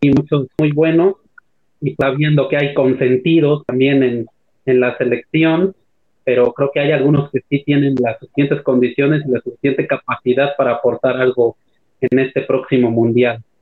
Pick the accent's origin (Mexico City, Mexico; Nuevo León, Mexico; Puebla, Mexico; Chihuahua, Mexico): Puebla, Mexico; now in Oaxaca, Mexico; yo soy de Puebla, pero trabajo de profesor en la Tierra Norte de Oaxaca